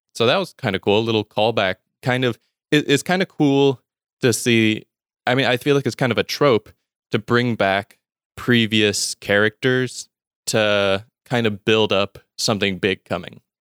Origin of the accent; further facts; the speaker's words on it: Mississippi, United States; I'm from Mississippi in the U S, and not born here, but I've lived most of my life here